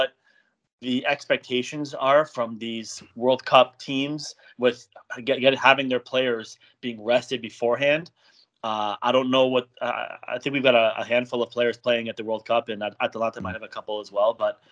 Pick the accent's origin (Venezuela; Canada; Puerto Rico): Canada; I'm from Canada